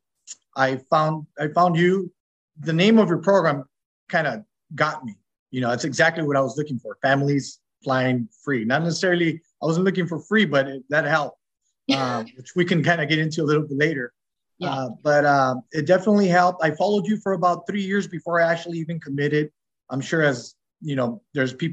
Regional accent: Southern California, United States; We're from Southern California. We lived here all our lives, so we're natives.

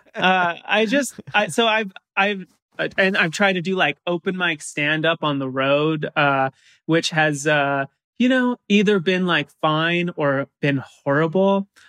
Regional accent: San Clemente, California, United States; I grew up in San Clemente, which is like the bottom of Orange County, almost to San Diego

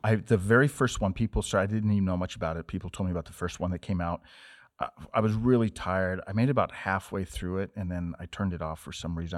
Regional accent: Montana, United States; I was from Montana

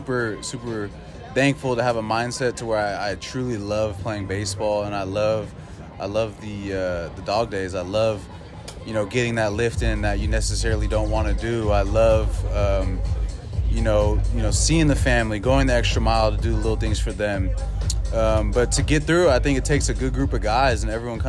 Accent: Bay Area, California, United States; Growing up in the Bay Area, super sports orientated location

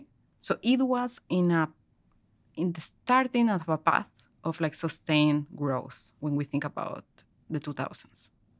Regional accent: Lima, Peru; moved away as an adult; also born or lived in North Carolina; now in Toronto, Canada; I was born and raised in Lima, Peru. I am Peruvian. I did my undergrad in Peru in economics in the Catholic University there. And then I moved to North Carolina to do my PhD at Duke.

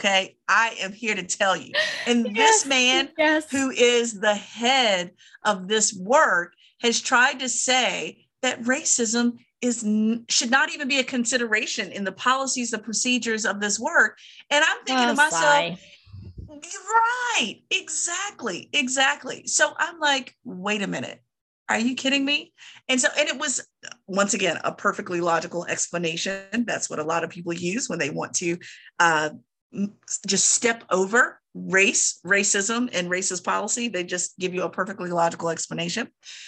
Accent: Virginia, United States; I have another hell nah, as usual, from my home state of Virginia

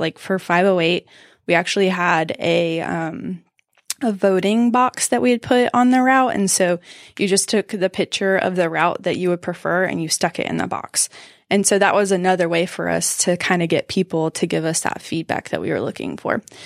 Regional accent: Southwest Georgia, United States; moved away as an adult; also born or lived in Macon, Georgia; now in Greenville, United States; I'm from Southwest Georgia. It's a small town.

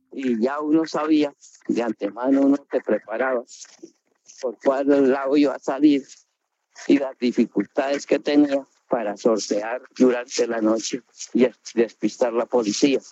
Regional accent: Suaita, Santander, Colombia; moved away; yo soy de Suaita

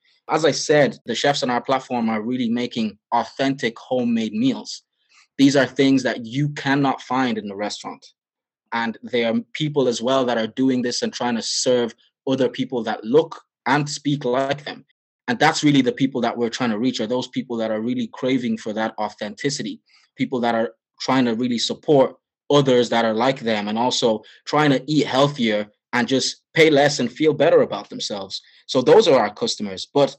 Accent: Nigeria; As you know, I'm Nigerian, so that is my bread and butter.

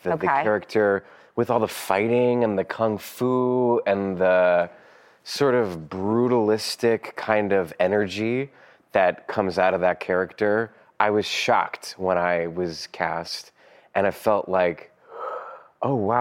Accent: Strasburg, Pennsylvania, United States; my hometown in Strasburg, PA

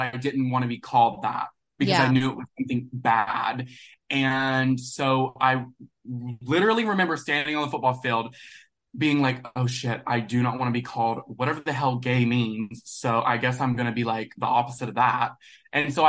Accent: Alabama, United States; So I'm originally from Coleman, Alabama. Okay. I'm, like, born and raised in the South

